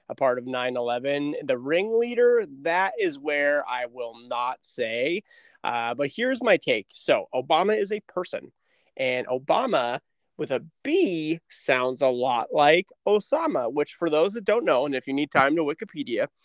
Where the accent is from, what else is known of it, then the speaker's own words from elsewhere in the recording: Kansas, United States; I am from Kansas originally.